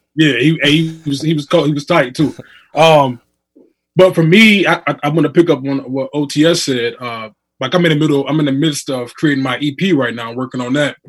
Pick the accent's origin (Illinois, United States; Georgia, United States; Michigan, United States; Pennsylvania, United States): Michigan, United States; Muskegon; I'm from Muskegon, Michigan.